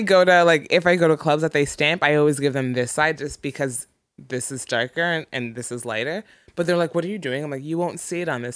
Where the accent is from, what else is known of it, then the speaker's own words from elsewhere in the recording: Ontario, Canada; moved away; I'm from Ontario